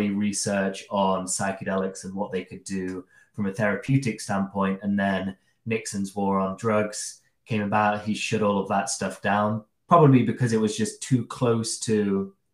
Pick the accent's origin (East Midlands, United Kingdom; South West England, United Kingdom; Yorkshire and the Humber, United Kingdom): East Midlands, United Kingdom; Derby; we used to go into a store called Salamanders. It was the local head shop in Derby